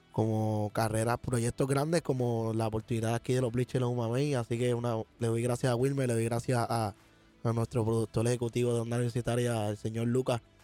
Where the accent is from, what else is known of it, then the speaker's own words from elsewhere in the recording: Puerto Rico; como buen puertorriqueño